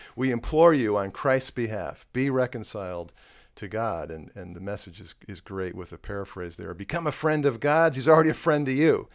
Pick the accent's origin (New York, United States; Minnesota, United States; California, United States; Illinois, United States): Illinois, United States; Chicago; I'm from Chicago